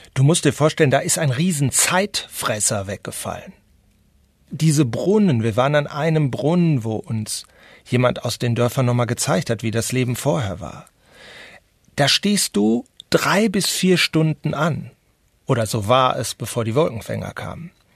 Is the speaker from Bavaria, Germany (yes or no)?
no; North Rhine-Westphalia, Germany; now in Madrid, Spain; habe ich als Westfale